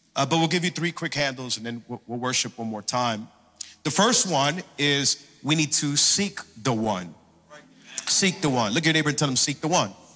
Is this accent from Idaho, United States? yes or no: no; Miami, Florida, United States; also born or lived in Hialeah; I was born and raised here in Miami, been in church my entire life